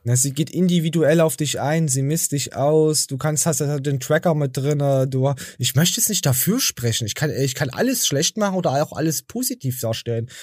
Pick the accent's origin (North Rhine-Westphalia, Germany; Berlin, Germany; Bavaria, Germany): North Rhine-Westphalia, Germany; Ich komme ja aus Ostwestfalen